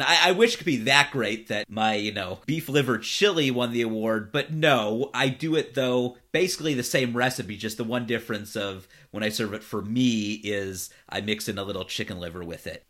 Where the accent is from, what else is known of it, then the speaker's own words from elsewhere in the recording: Cleveland, Ohio, United States; now in Los Angeles, United States; Cleveland, my hometown